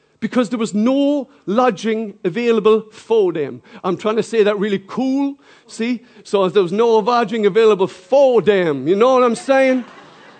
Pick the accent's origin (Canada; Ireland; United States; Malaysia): Ireland; I'm not English, I'm Irish